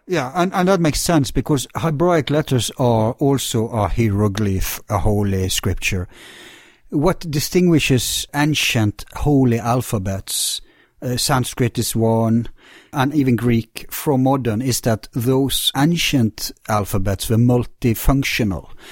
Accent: Bergen, Vestland, Norway; my hometown Bergen

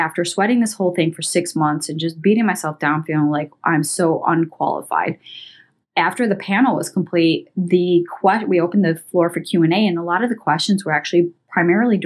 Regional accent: Columbus, Ohio, United States; I'm over here from Columbus, Ohio

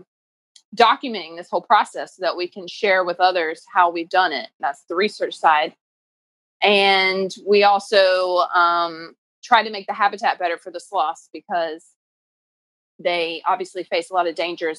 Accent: Durham, North Carolina, United States; also born or lived in Oxford, United Kingdom; I am from Durham, North Carolina, originally

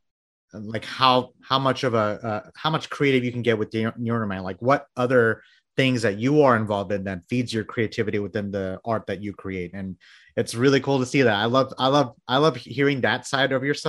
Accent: Bangladesh; I was born in Bangladesh.

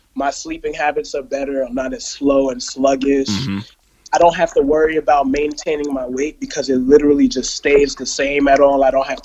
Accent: Elmont, New York, United States; also born or lived in West Africa / Richmond Hill, Queens, New York; I came here as a youth until the age of 5. I was raised in Richmond Hill, and then I moved to Elmont.

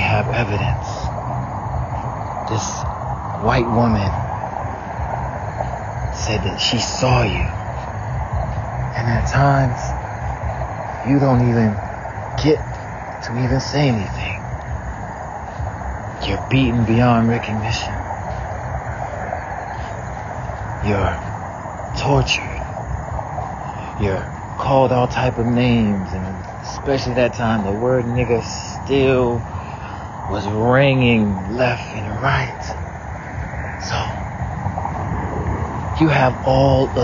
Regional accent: the South, United States; growing up in the South

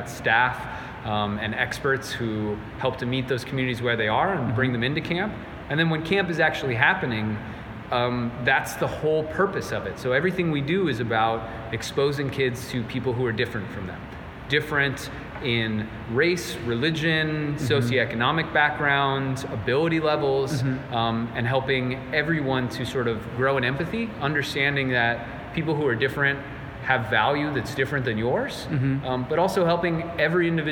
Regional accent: Phoenix, Arizona, United States; moved away as an adult; also born or lived in California / Fayetteville, Georgia; I'm from Phoenix, Arizona, originally. Born and raised

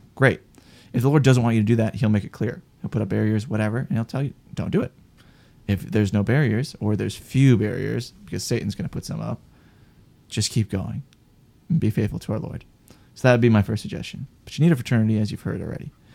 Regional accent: Wisconsin, United States; moved away; I'm from Wisconsin originally

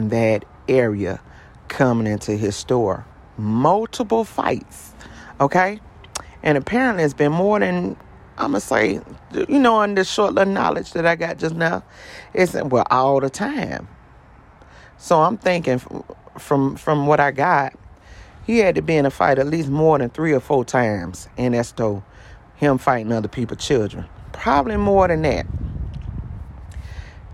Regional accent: Columbia, South Carolina, United States; South Carolina, which is my hometown, Columbia, South Carolina

